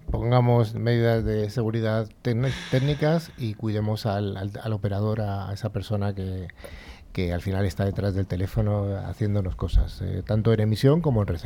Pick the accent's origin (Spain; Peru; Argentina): Spain; Bilbao, Basque Country; de Bilbao.